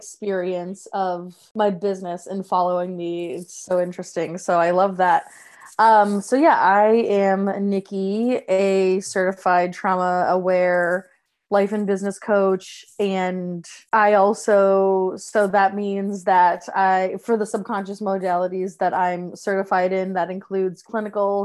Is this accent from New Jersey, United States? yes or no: no; Massachusetts, United States; moved away as an adult; also born or lived in Salem, Massachusetts; now in Rhode Island, United States; I am from Massachusetts